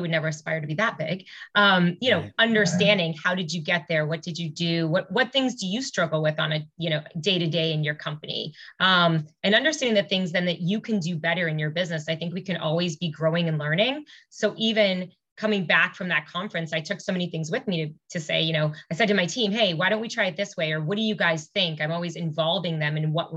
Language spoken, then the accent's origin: English; Newton, Massachusetts, United States; I grew up in Newton. Okay. So I didn't go far.